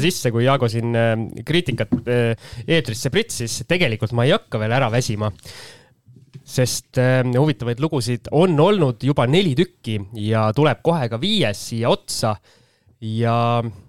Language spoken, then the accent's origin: Estonian; Tallinn, Harju County, Estonia; ma olen Tallinna poiss